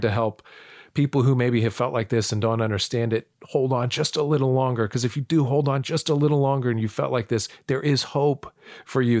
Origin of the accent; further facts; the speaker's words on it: United States; also born or lived in North Dakota / Illinois / Florida; I was born in North Dakota. I, I was raised, um, in Illinois and Florida